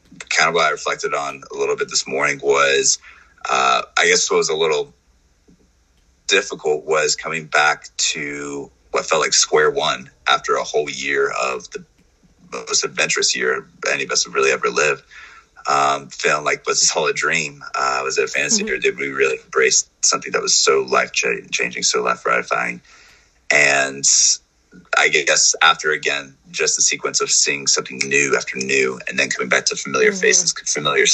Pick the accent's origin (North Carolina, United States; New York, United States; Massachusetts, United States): North Carolina, United States; I'm from North Carolina